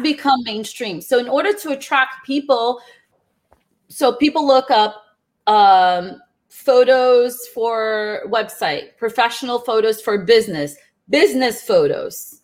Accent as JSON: {"language": "English", "country": "Brazil", "also_born_or_lived": "New Jersey", "moved": "yes", "said": "I'm originally from Brazil."}